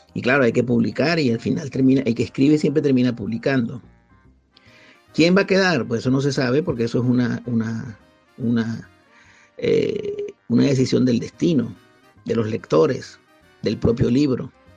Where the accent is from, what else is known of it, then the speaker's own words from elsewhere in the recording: Venezuela; moved away as an adult; now in Spain; yo salí de Venezuela cuando todavía no había comenzado el proceso chavista. Salí con una beca